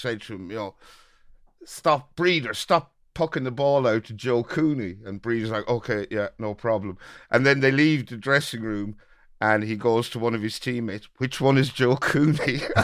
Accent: Birr, Ireland; my hometown of Borough

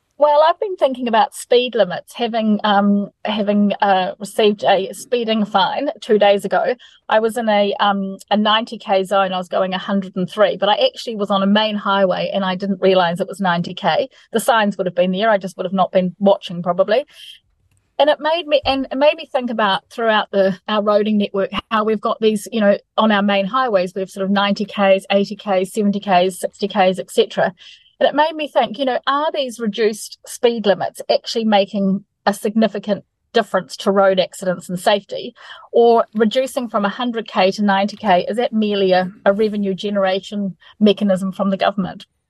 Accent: New Zealand; as a New Zealander

